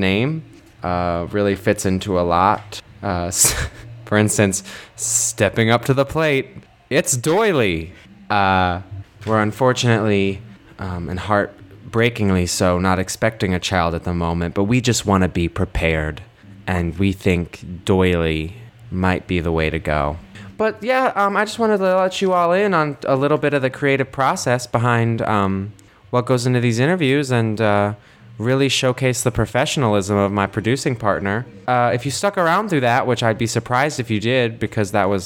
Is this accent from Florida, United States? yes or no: no; Kentucky, United States; now in New York City, United States; from Kentucky